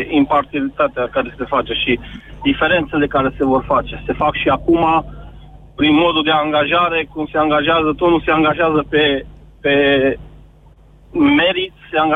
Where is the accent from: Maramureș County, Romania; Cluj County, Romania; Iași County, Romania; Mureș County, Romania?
Iași County, Romania; Iași; eu sunt din Iași